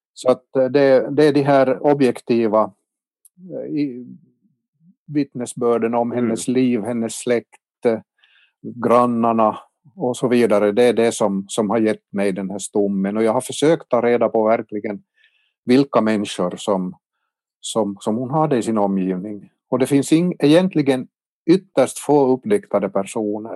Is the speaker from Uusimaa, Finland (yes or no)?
no; Kortjärvi, Ostrobothnia, Finland; now in Vaasa, Finland; min hemby Kortjärvi i Tärjärs socken